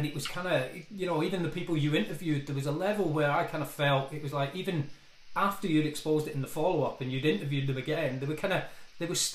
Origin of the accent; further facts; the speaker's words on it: Scotland, United Kingdom; we're both from Scotland.